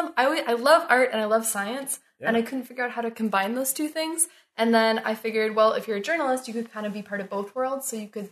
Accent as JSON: {"language": "English", "town": "Calgary", "region": "Alberta", "country": "Canada", "moved": "as an adult", "lives_now": "Ottawa, Canada", "said": "I'm originally from Calgary, Alberta."}